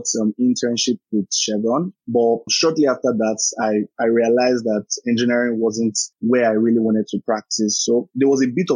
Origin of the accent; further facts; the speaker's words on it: Lagos, Nigeria; I was born and raised in Lagos, lived there virtually all of my life